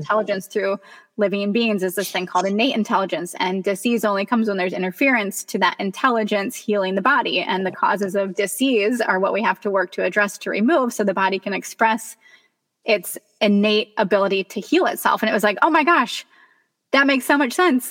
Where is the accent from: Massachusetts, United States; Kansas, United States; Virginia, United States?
Kansas, United States; moved away; I grew up in Kansas